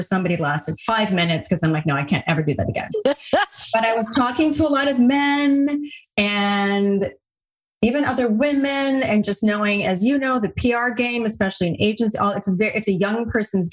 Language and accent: English; Hawaii, United States; I grew up in Hawaii